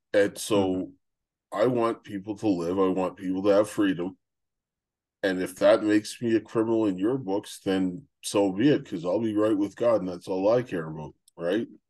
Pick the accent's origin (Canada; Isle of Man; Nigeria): Canada; moved away as an adult; I'm Canadian